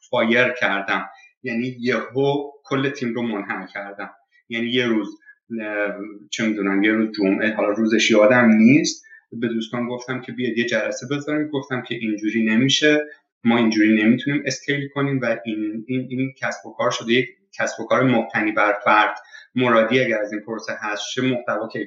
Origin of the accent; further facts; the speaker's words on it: Iran; now in Canada; فضایی که حالا در مورد ایران صحبت میکنیم باز در مورد خودم میگم از بچگی که بزرگ میشیم